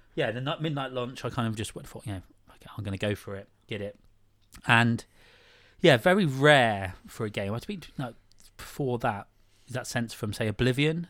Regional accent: Praa Sands, South West England, United Kingdom; growing up in Prahl Sands in Cornwall

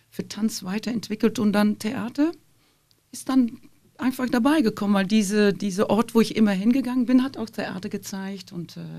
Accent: Flanders, Belgium; now in Germany; Also mhm. die, die klassische Ballettkompanie von Flandern, die kam dann zweimal pro Jahr und da, da, da durfte ich dann hin.

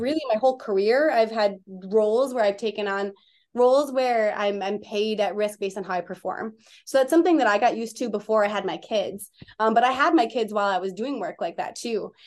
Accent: Wisconsin, United States; moved away as an adult; also born or lived in Minneapolis; I'm from Wisconsin, and I came to Minneapolis to go to school

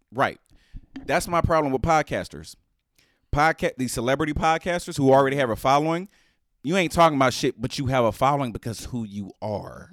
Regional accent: United States; I'm American

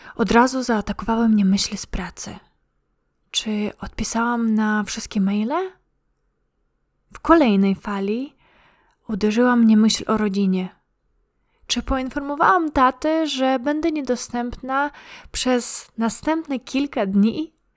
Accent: Ukraine; now in Poland; Pochodzę z Ukrainy, ale już długo mieszkam w Polsce.

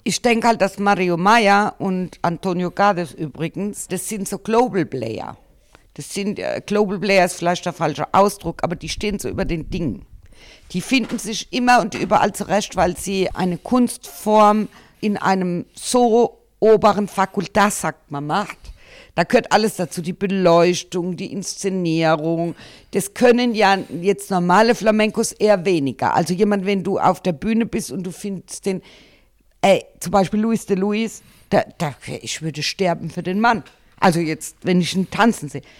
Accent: Germany; bei uns in Deutschland

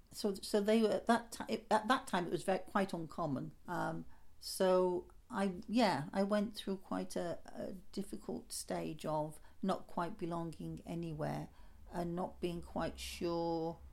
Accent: Lancashire, North West England, United Kingdom; moved away as an adult; also born or lived in Liverpool; now in Great Yarmouth, United Kingdom; I come from Lancashire, like going back generations. It actually said, when I had my DNA done, it said Northwest England, specifically Wigan. It actually said Wigan.

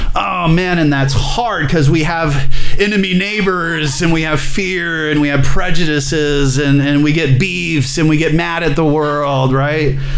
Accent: Alabama, United States; I'm from Alabama

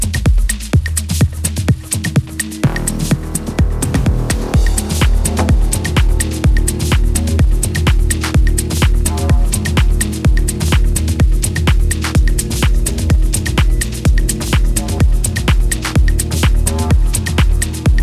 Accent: Banja Luka, Republika Srpska, Bosnia & Herzegovina; my hometown, Banja Luka

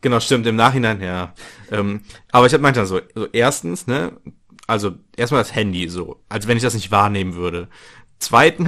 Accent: North Rhine-Westphalia, Germany; ich komme aus dem Niederrhein

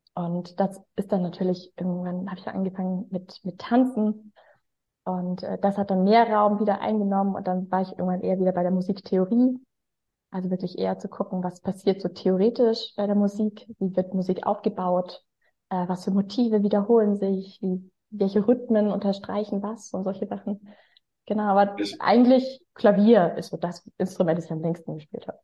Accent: Freiburg im Breisgau, Baden-Württemberg, Germany; now in Hamburg, Germany; Aber in mir ruht natürlich eigentlich ein Schwarzwaldmädchen ich bin ja eigentlich geboren in Freiburg im Breisgau.

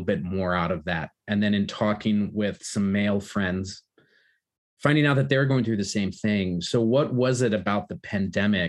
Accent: United States; moved away; Growing up in America to two Polish immigrants

